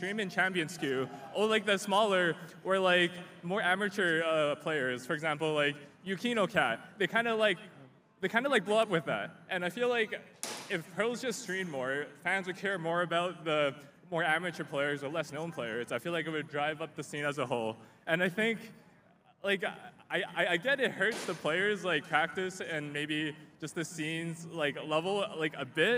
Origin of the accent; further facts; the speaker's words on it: Toronto, Ontario, Canada; I'm from Toronto.